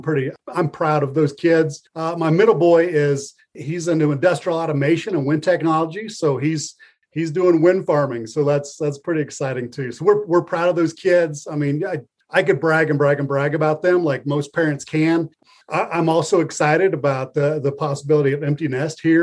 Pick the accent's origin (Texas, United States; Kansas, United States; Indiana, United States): Kansas, United States; Northwest; now in Lyons, United States; I grew up in Northwest Kansas, a farmer.